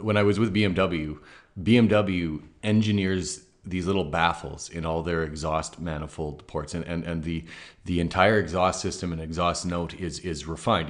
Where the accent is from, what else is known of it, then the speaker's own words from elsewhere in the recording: Canada; as a Canadian who's previously sold B M Ws